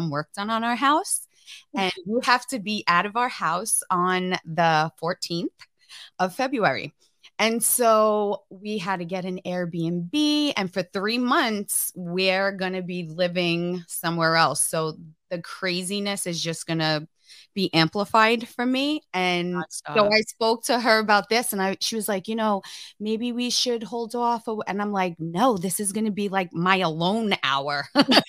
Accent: New York, United States; now in Missouri, United States; I'm from New York and I live in Missouri now.

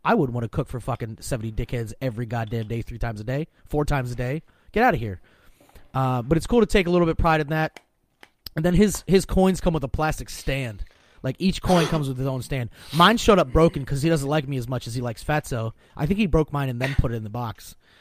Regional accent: Pennsylvania, United States

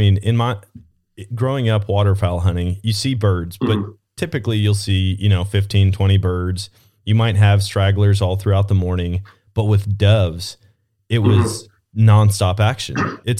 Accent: Wisconsin, United States; now in Missouri, United States; Man, I fell in love with dove hunting when I moved down to Missouri. Growing up in Wisconsin, we never did it.

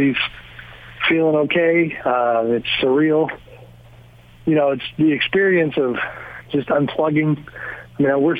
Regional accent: outside of San Francisco, California, United States; I grew up outside of San Francisco.

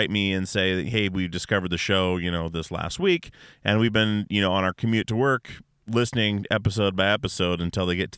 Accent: Alaska, United States; We're all from Alaska, all my guys

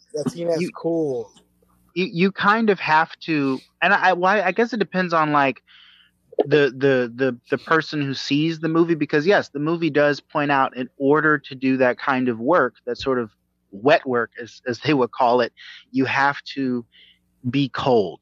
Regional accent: the South, United States; I'm I'm from the South, and I was raised to be a Southern gentleman.

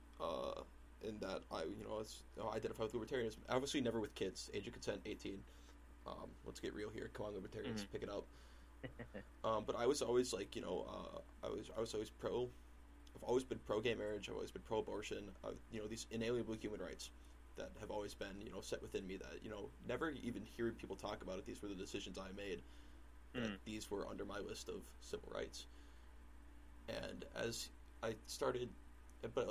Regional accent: Waconia, Minnesota, United States; growing up in Waconia, Minnesota, I grew up with my father

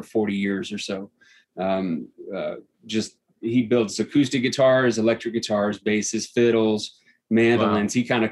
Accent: Central Texas, United States; now in Evergreen, United States; I grew up in Central Texas

